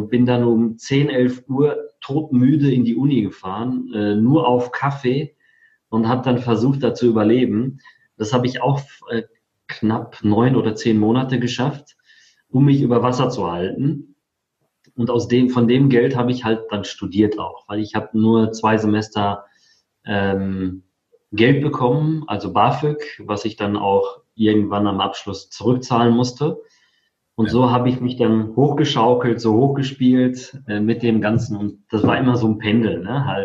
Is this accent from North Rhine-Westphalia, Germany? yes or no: yes; North Rhine-Westphalia, Germany; also born or lived in Poland; Also, ich komme gebürtig aus Polen, bin mit viereinhalb Jahren nach Deutschland gekommen und zwar ins schöne Sauerland. Da bin ich auch aufgewachsen